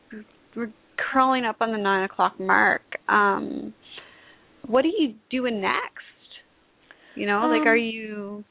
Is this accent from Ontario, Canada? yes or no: yes; Toronto, Ontario, Canada; now in Houston, United States; I was coming from Toronto